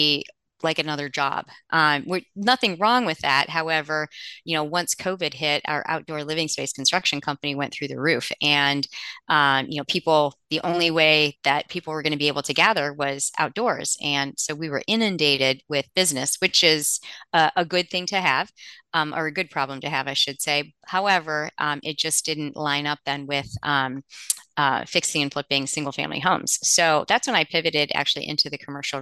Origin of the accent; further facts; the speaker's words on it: Cleveland, Ohio, United States; moved away as an adult; now in Cincinnati, United States; I grew up near Cleveland.